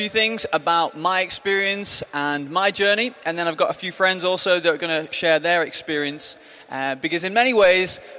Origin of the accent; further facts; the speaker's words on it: the Northwest, North West England, United Kingdom; moved away as an adult; now in Brighton, United Kingdom; I grew up in the Northwest, as you might be able to tell from my accent